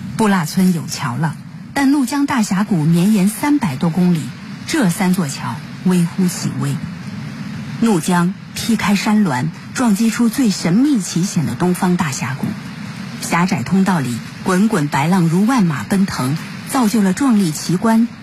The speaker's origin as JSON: {"language": "Chinese", "town": "Fugong", "region": "Yunnan", "country": "China", "tie": "born or raised there", "said": "我们在福国这边长大"}